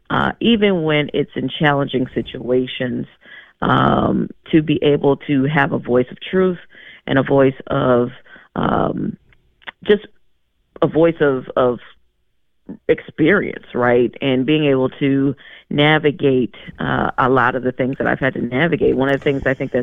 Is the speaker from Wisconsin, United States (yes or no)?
yes; Madison, Wisconsin, United States; how I grew up in Madison.